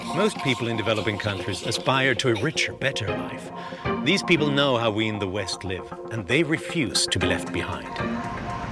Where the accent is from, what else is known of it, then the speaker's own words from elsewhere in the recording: Sweden; I am a writer and an analyst born and raised in Sweden